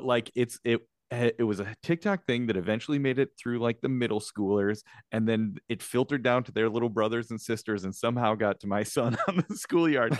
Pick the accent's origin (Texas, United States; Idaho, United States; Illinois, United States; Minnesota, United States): Illinois, United States; Chicago; moved away; I myself am in Chicago, my hometown